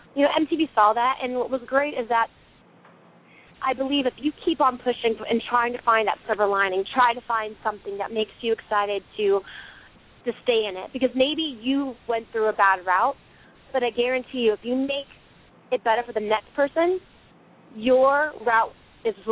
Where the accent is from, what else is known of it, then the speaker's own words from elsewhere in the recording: the South, United States; I'm from the South